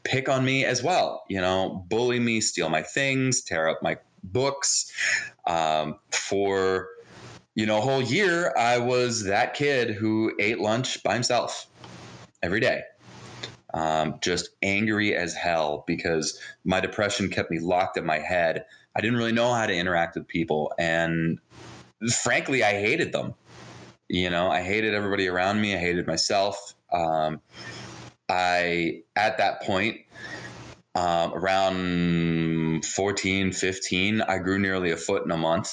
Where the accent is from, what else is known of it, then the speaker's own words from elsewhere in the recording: New Jersey, United States; first language Hebrew; English is a second language; also born or lived in Jerusalem, Israel; I was actually born in Jerusalem, Israel. And I was raised in New Jersey.